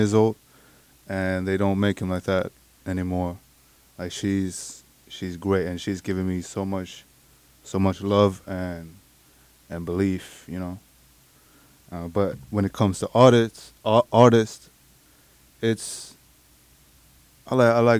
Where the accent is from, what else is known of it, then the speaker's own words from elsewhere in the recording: Sweden; moved away as an adult; now in United States; I'm from Sweden originally